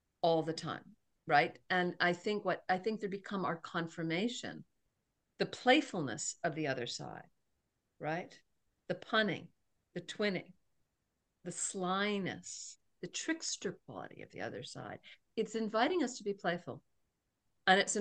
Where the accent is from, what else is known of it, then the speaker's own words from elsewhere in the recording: Cambridge, Massachusetts, United States; I was born in Cambridge, Massachusetts, in Mount Auburn Hospital.